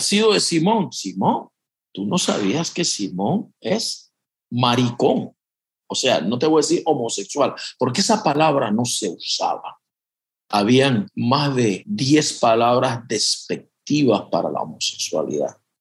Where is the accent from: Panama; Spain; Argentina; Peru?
Panama; yo soy de Panamá